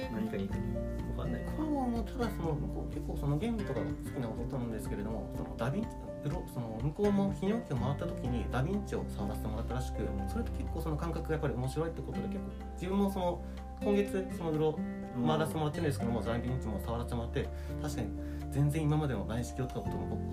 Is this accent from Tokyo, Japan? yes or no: no; Hokkaido, Japan; moved away; 地元が北海道でいずれは北海道戻るつもり